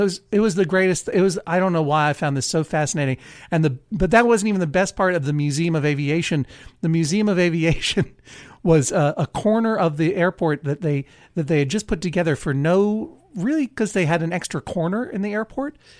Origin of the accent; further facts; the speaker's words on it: Brookline, Massachusetts, United States; also born or lived in Blue Hill, Maine; now in Maine, United States; when I lived in Brookline, my hometown, but I'm no longer in Massachusetts